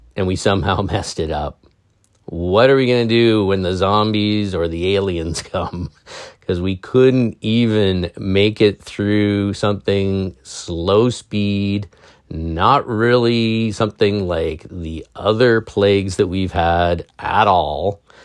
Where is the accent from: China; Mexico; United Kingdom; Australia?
United Kingdom; England; I'm English